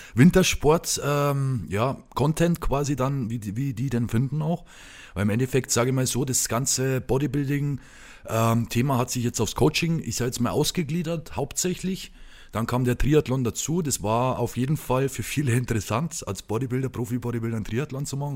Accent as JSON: {"language": "German", "region": "Lower Bavaria", "country": "Germany", "tie": "born or raised there", "said": "in Sachen Heimat, in Sachen Niederbayern"}